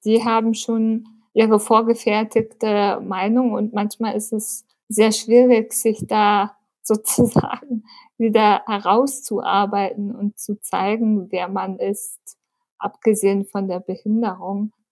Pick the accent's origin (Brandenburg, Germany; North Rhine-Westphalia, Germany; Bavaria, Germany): Bavaria, Germany; Munich; Ich bin in München geboren, lebe seit zwei Jahren in meiner eigenen Wohnung